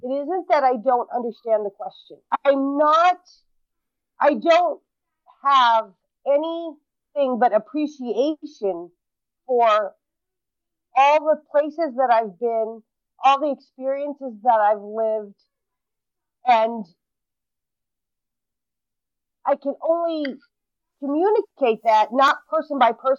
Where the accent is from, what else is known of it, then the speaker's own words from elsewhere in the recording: Brooklyn, New York, United States; born there; also born or lived in 39 states; And I understand that you're asking me where I was born. And I was born in Brooklyn, New York. And because of the life that I lived, I didn't grow up in one place.